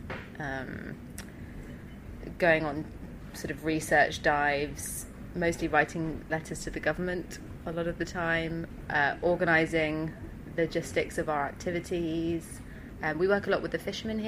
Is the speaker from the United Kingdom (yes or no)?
yes; London, United Kingdom; accent: Pommy; I'm from London, but my parents are South African